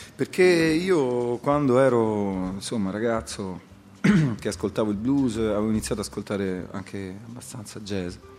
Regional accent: Rome, Lazio, Italy; sono nato a Roma nel 68

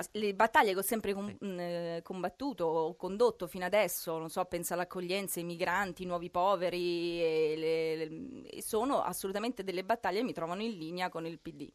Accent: Basilicata, Italy; quando mi dicevano di dove sei, io dicevo, "Sono Lucana"

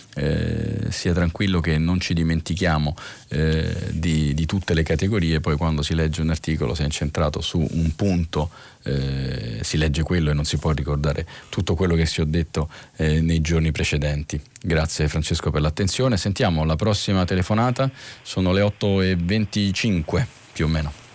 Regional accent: Sardinia, Italy; moved away; mia terra di origine

